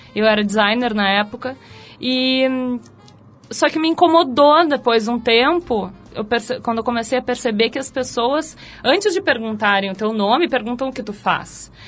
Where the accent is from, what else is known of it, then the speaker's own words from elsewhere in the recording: Porto Alegre, Rio Grande do Sul, Brazil; moved away as an adult; now in São Paulo, Brazil; Eu vim lá do IAPI. Um, pra quem não conhece, o IAPI lá em Porto Alegre é tipo um coabão, sabe? Então, eu cresci, eu nasci